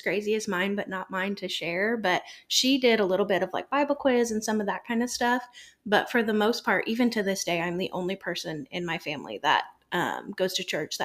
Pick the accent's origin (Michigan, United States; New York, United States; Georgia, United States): Michigan, United States; moved away; I'm originally from Michigan